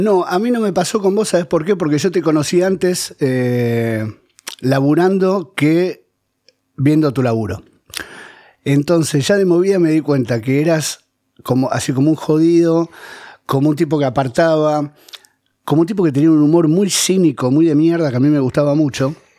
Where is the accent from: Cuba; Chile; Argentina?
Argentina; Buenos Aires; also born or lived in Ezeiza / Mar del Plata; mi primer depto en realidad fue un depto de la boca que heredé de mi vieja, yo vivía con ella